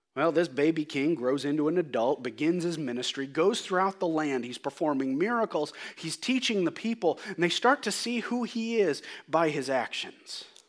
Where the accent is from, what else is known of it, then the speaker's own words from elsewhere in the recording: United States; I'm an American.